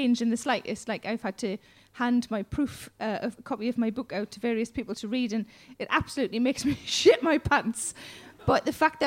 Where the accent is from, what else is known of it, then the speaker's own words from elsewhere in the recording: South Shields, North East England, United Kingdom; moved away; my hometown in South Shields